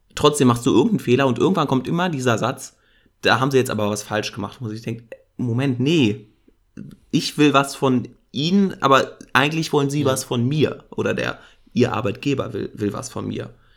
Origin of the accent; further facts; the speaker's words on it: Germany; bin ich ja auch Deutscher